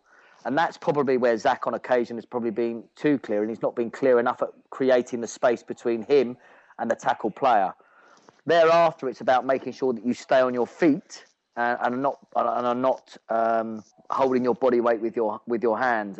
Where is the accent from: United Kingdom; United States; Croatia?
United Kingdom; England; moved away; as an Englishman